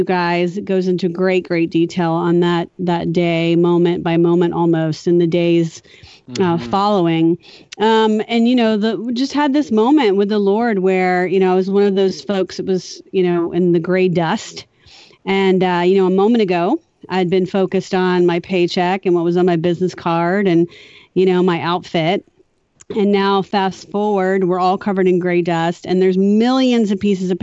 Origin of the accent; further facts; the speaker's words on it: southern Louisiana, United States; I was raised in southern Louisiana by really scrappy parents